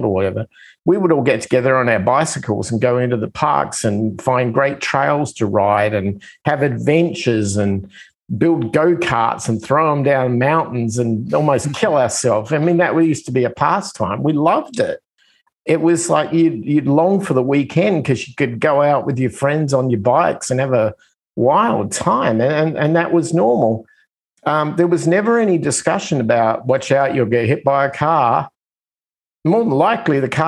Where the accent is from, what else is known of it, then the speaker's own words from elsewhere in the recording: Australia; moved away as an adult; now in United States; I come from Australia. I come from the other side of the planet